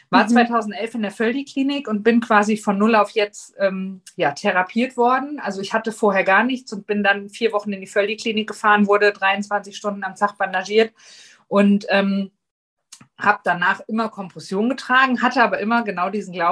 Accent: Hesse, Germany; ich bin …, ich bin 40, ich komme aus Nordhessen

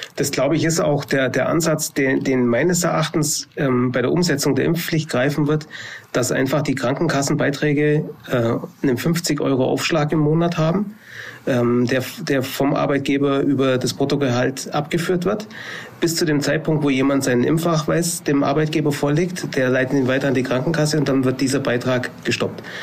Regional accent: Allgäu, Baden-Württemberg, Germany; hier bei uns im Allgäu

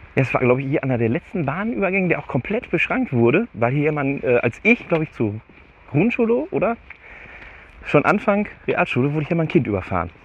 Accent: Steinhagen, North Rhine-Westphalia, Germany; wo ich meine Jugend verbracht habe, ist das halt schon fast rotes Gebiet.

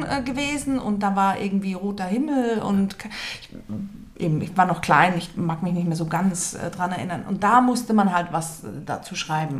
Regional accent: Basel, Basel-Stadt, Switzerland; Ich bin in Basel geboren, aber habe einen deutschen Pass

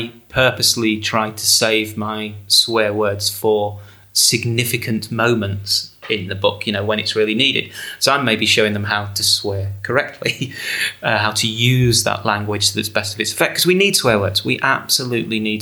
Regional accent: England, United Kingdom; 16-year-old growing up in England

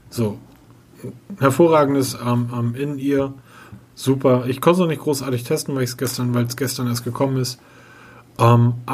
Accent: Hamburg, Germany; now in Bavaria, Germany; Also viel zu heiß für mich als Hamburger hier.

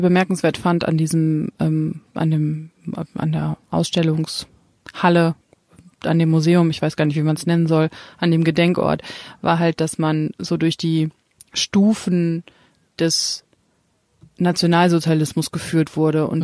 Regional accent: Germany; als Deutscher

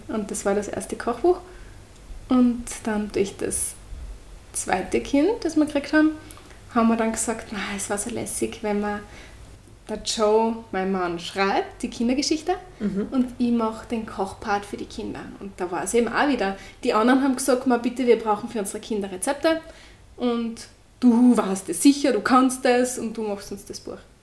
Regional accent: Austria; accent: Austrian; ich bin die mit der österreichischen Färbung.

